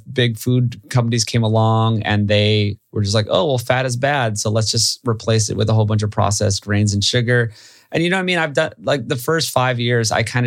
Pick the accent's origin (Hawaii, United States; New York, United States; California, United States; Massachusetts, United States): Hawaii, United States; I grew up in Hawaii.